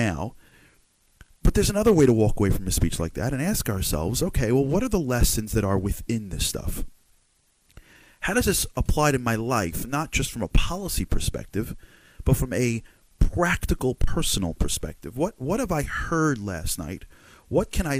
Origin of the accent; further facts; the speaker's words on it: United States; I'm an American guy